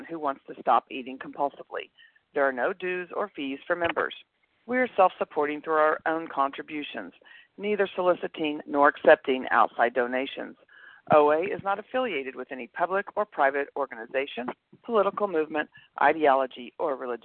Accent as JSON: {"language": "English", "town": "Tulsa", "region": "Oklahoma", "country": "United States", "moved": "yes", "lives_now": "Newark, United States", "said": "from Tulsa, Oklahoma, and I am a recovered compulsive overeater currently in Newark, New Jersey"}